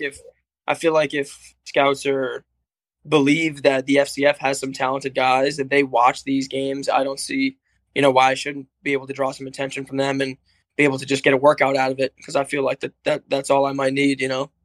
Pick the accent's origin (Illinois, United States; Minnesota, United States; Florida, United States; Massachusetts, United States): Massachusetts, United States; Cape Cod; I'm from Cape Cod